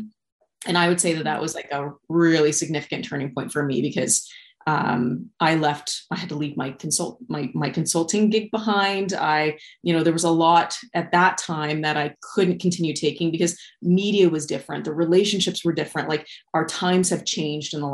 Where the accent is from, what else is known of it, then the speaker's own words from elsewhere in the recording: Wichita, Kansas, United States; moved away as an adult; also born or lived in Kelowna, Canada / Cranbrook, Canada; now in Regina, Canada; I was born and raised in Wichita, Kansas.